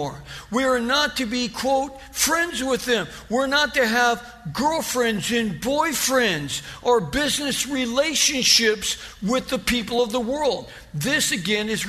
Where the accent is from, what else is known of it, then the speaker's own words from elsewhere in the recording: Ontario, California, United States; also born or lived in North Hollywood; We moved from North Hollywood to Ontario when I was 6 years old.